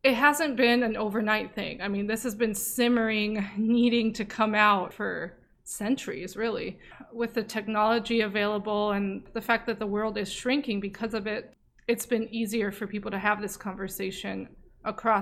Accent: Saudi Arabia; now in United States; I'm Saudi and a lesbian

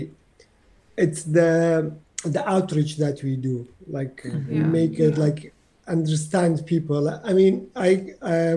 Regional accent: Iraqi Kurdistan, Kurdistan Region, Iraq; English is a second language; now in London, United Kingdom; growing up in Iraq

